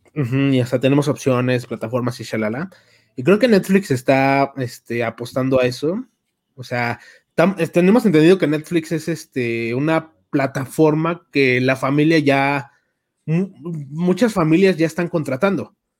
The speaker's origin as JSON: {"language": "Spanish", "country": "Mexico", "said": "somos de México"}